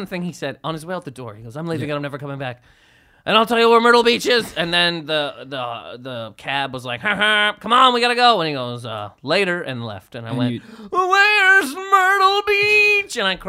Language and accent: English; Canada; I'm from Canada.